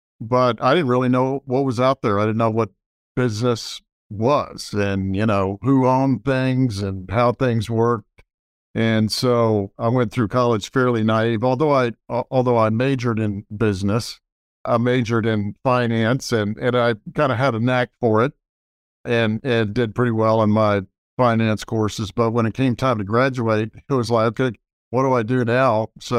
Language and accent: English; Austin, Texas, United States; Well, I grew up in Austin, Texas, for the most part. And I say for the most part because my father was in the Army. So we ended up moving around all the time, lived in Army bases all over the country.